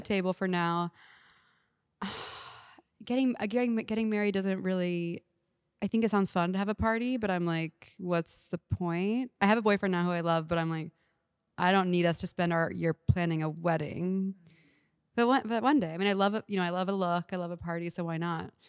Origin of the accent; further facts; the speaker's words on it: Houston, Texas, United States; moved away; I'm from Houston, so they live there